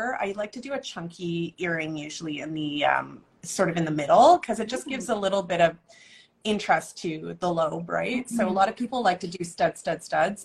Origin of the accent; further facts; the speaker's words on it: Vancouver, British Columbia, Canada; I grew up in Vancouver. I'm born and raised and stayed, which I think is unusual.